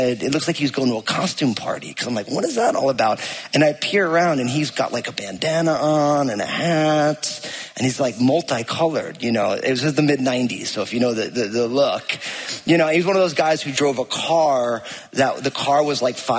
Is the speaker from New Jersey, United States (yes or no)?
yes; New Jersey, United States; I grew up in New Jersey